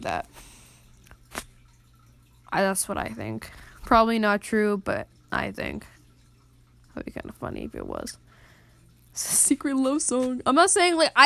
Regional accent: United States; I'm an American

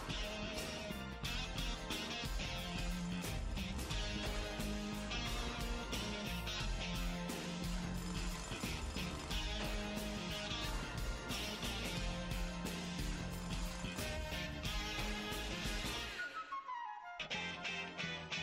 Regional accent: England, United Kingdom; we're from England

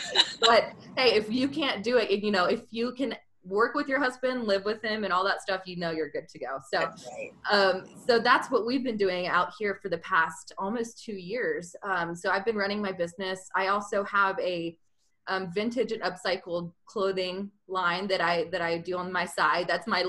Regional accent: Georgia, United States; now in Utah, United States; And I'm originally from Georgia. Have lived all around the country, a little bit overseas, love traveling. And now I've ended up in Utah with my husband.

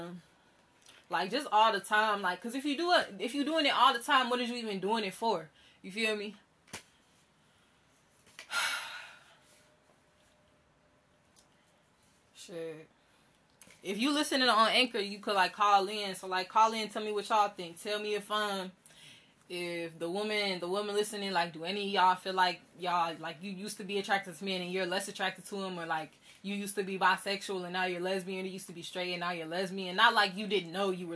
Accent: United States; I'm an American rapper

